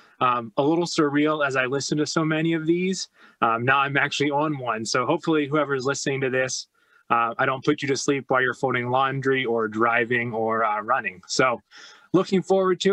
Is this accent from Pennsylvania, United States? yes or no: yes; Chambersburg, Pennsylvania, United States; moved away as an adult; also born or lived in Missouri; we moved back to Chambersburg, which was my hometown, in 2016